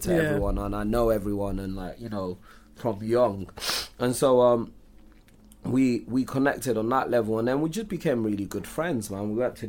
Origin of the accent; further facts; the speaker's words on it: London, United Kingdom; we grew up in Islington